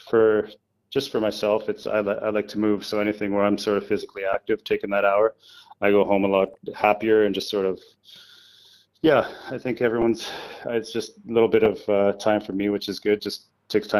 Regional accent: Canada; moved away; a volunteer firefighter back in a small town where I grew up in Canada

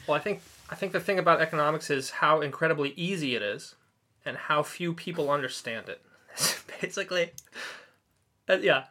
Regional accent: Orange County, California, United States; moved away as an adult; now in Tokyo, Japan; I'm from Orange County, California

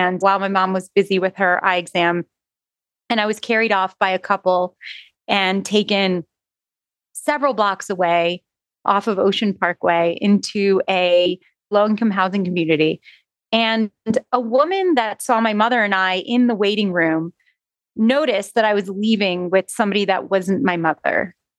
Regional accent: Jerusalem, Jerusalem District, Israel; born there; I was born in Jerusalem in the 70s to a traditional Sephardic Jewish family.

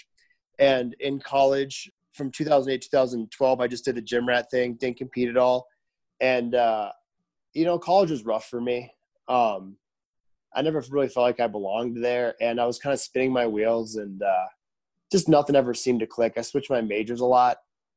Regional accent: Sturgeon Bay, Wisconsin, United States; I'm from Island Peninsula in Sturgeon Bay, Wisconsin

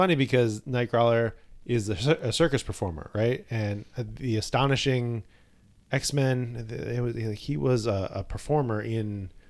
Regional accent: Canada; I'm Canadian.

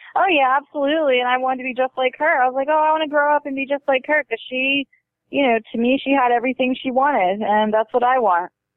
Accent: Baltimore, Maryland, United States; moved away; I was born and raised there.

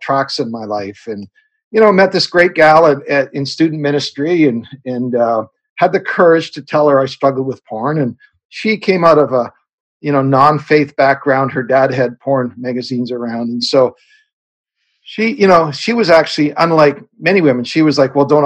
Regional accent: Canada; I'm a Canadian kid born on a farm up here in Canada

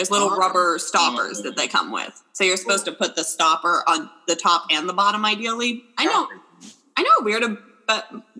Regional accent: California, United States; Growing up in California, you know this.

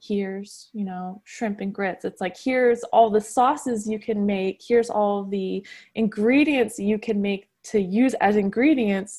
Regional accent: the North, United States; moved away as an adult; now in South Carolina, United States; I am from the North.

